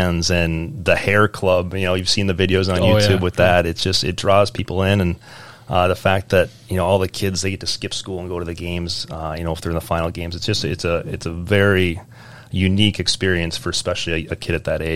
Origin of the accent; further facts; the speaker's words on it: Eden Prairie, Minnesota, United States; moved away; Eden Prairie, I grew up, it was a young town